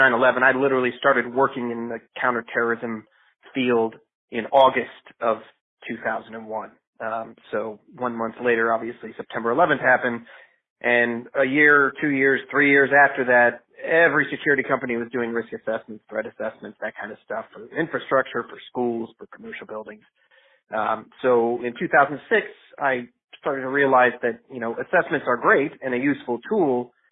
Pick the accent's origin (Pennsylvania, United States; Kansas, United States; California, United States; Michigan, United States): Michigan, United States; moved away as an adult; also born or lived in Israel / Richmond, Virginia; I was born in Michigan but moved to Israel, was drafted, and then served in the IDF. Came back from that and got my degree in chemical engineering from Michigan